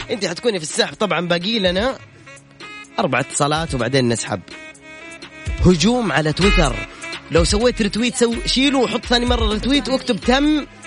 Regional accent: Abha, Asir, Saudi Arabia; من ابها

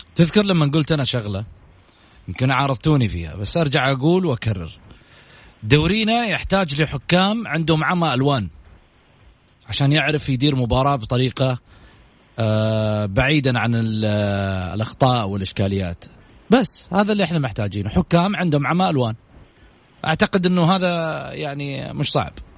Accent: Saudi Arabia; احنا كسعوديين

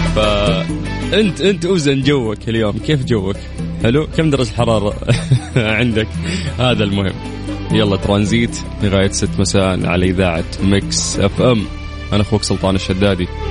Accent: Saudi Arabia; في قلوبنا كسعوديين

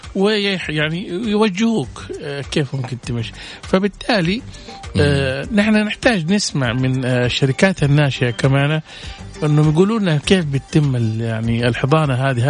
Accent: Saudi Arabia; عندنا في السعودية

